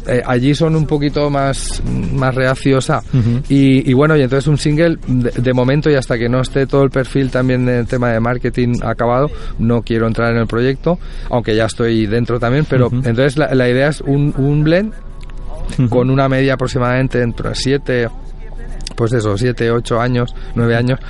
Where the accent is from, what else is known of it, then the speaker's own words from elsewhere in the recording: Puçol, Valencian Community, Spain; yo soy de Puzol